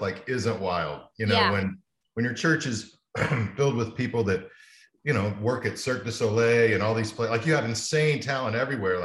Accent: Amarillo, Texas, United States; also born or lived in Dallas / Illinois; I grew up in Amarillo, Texas

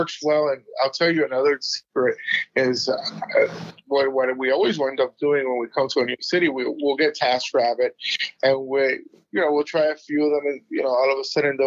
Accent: South Florida, United States; moved away; I come from South Florida

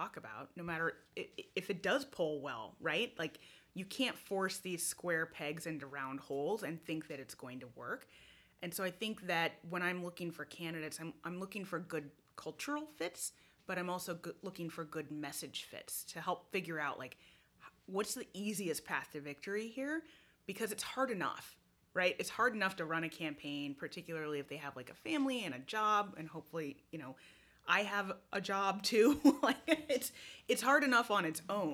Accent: Oregon, United States; moved away as an adult; I got my start in Oregon. That's where I grew up.

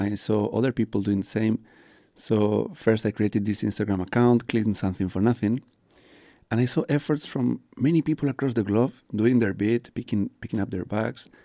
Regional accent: León, Castile and León, Spain; English is a second language; moved away as an adult; now in Luxembourg; I come from Spain, from a little village called León in the northwest. and it's been three years and a half I live in Luxembourg.

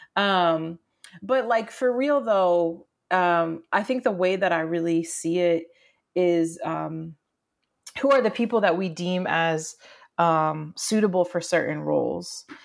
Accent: rural Maine, United States; moved away as an adult; also born or lived in Southern Florida / Amherst, Massachusetts; I was born in Southern Florida, grew up in rural Maine, escaped to college at UMass Amherst

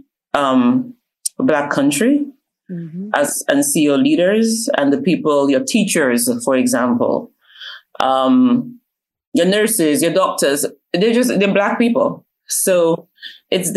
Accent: Dominica; moved away; also born or lived in London, United Kingdom; I was born in London, okay. Paddington, London, but I was raised in Dominica

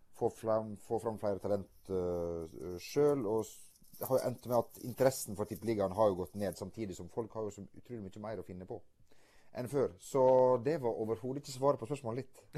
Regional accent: Stryn, Vestland, Norway; Jeg kommer fra Loen i uh, Stryn

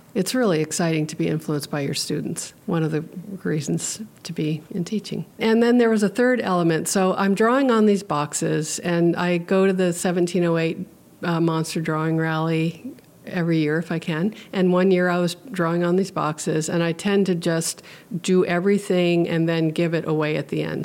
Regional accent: Hawaii, United States; now in Petersburg, United States; I grew up in Hawaii where pidgin English is spoken

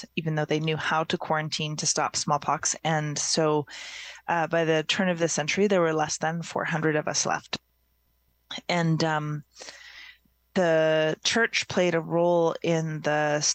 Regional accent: Alert Bay, British Columbia, Canada; I was born in Alert Bay, which is a small, used to be mainly fishing village off the northeast coast of Vancouver Island on Cormorant Island

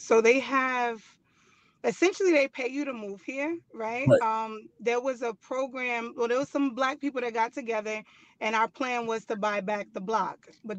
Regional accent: New York City, New York, United States; moved away as an adult; also born or lived in Manhattan; now in Oklahoma, United States; So I was born and raised in the Bronx, but when I left New York, I wasn't living in the Bronx. I was living in Manhattan. So okay. I've been living in Manhattan since I was like 17 years old.

